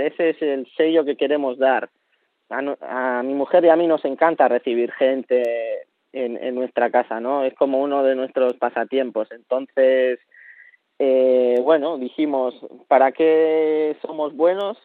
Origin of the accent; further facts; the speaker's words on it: Basque Country, Spain; moved away as an adult; now in Chile; ese me lo traigo del País Vasco, ese conocimiento me lo traigo de, de mi pueblo